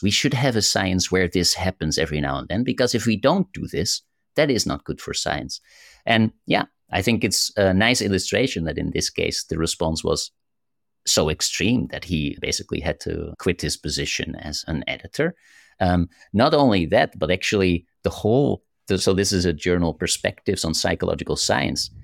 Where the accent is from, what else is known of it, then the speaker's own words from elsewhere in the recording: Netherlands; I'm from the Netherlands, we are so direct